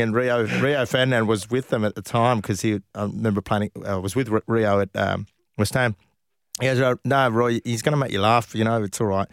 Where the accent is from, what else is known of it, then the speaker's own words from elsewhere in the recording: Perth, Western Australia, Australia; I came from Perth.